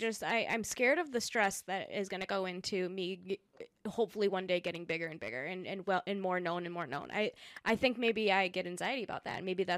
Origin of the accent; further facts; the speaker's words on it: United States; first language Spanish; English is a second language; also born or lived in South America; I was born in South America, my first language was Spanish, I'm an immigrant, I'm all these things, my entire family is very different from who I am, I'm an only child, I was raised in America on my own, I speak this perfect, almost perfect English